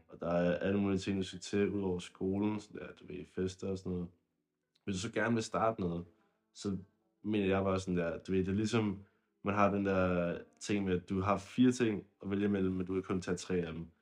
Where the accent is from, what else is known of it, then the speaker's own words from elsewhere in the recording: Zealand, Denmark; jeg var fra Sjælland, eller jeg er fra Sjælland